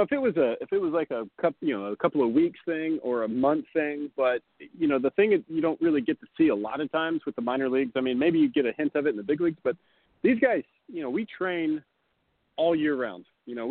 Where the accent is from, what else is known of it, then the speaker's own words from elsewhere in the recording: the South, United States; Well, I grew up in the South. And after playing in Helena and then playing in Beloit, I lost my accent.